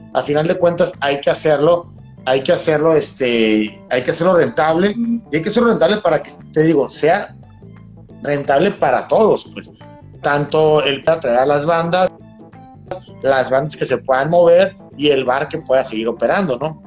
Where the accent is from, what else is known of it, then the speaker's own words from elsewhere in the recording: Mexicali, Baja California, Mexico; Soy ciudadano de Mexicali